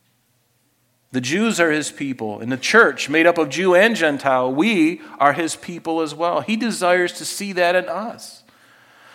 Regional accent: United States; I grew up in the United States of America

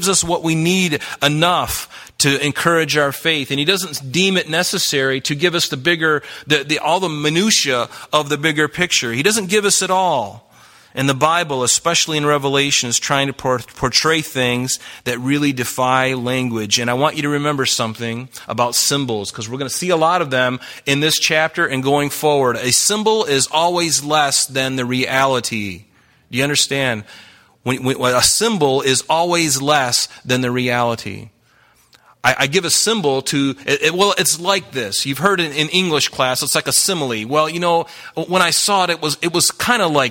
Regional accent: the South, United States; I grew up in the South.

